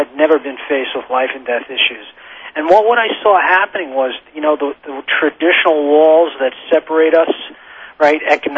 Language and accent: English; New York, United States; we're both born and raised in New York